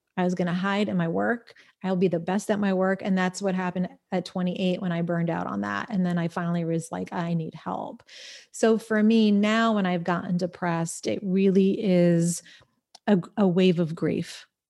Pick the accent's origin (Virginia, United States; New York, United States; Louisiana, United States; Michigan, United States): New York, United States; Smithtown; moved away as an adult; Smithtown, Suffolk County, North Shore